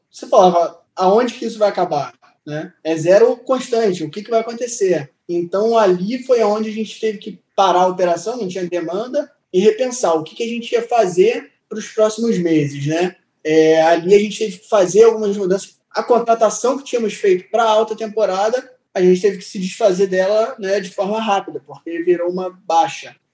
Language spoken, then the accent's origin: Portuguese; Niterói, Rio de Janeiro, Brazil; moved away as an adult; now in Porto Seguro, Brazil; tenho 22 anos, sou do Rio de Janeiro, de Niterói